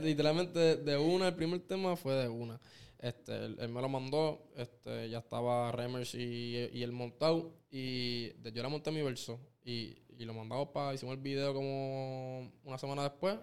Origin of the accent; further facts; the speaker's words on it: Caguas, Puerto Rico; del pueblo que yo soy, que es Cagua